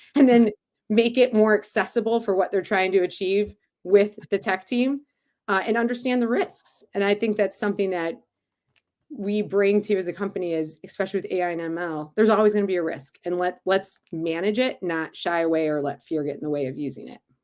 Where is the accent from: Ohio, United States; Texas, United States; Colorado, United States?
Ohio, United States; Cleveland; back in my hometown of Cleveland